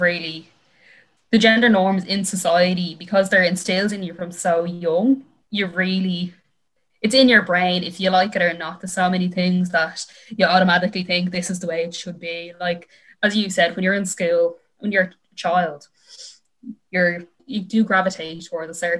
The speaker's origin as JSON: {"language": "English", "town": "Dublin", "region": "Leinster", "country": "Ireland", "said": "I'm from Dublin"}